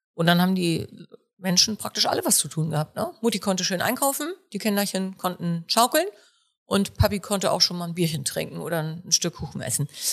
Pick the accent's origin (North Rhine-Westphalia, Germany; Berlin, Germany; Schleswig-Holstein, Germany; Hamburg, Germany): Schleswig-Holstein, Germany; Warnsdorf; Hier sind Robert und ich auch geboren